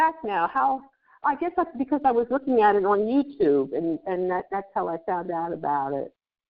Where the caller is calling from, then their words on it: Pennsylvania, United States; I'm in Pennsylvania. I'm calling from Pennsylvania.